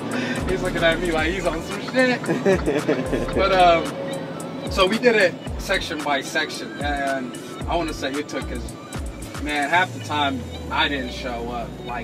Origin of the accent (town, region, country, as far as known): Beledweyne, Hiran, Somalia; born or raised there; now in United States